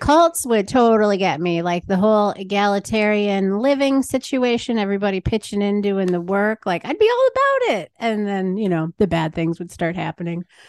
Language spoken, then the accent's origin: English; Green Bay, Wisconsin, United States; moved away as an adult; also born or lived in Chicago; I grew up here